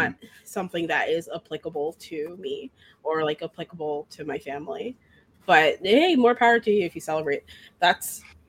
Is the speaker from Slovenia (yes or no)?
no; Maryland, United States; I'm from Maryland. Like, I'm just, you know, your regular American guy.